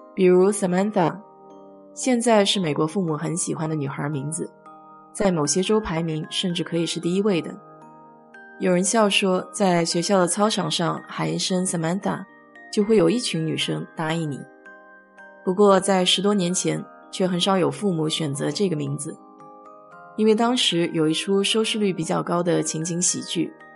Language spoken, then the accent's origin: Chinese; China; 我们中国人给孩子起名字都很讲究